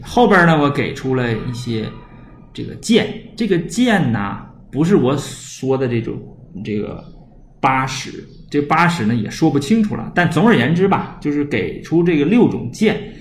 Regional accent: China; 我们中国人

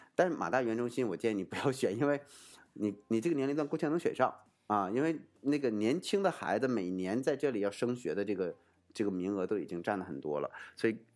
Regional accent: China; 我们中国人

